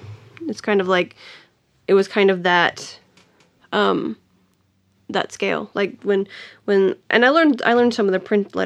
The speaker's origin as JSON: {"language": "English", "region": "Tennessee", "country": "United States", "tie": "born or raised there", "also_born_or_lived": "Nashville, Tennessee", "said": "I grew up in a small town about an hour and a half from Nashville"}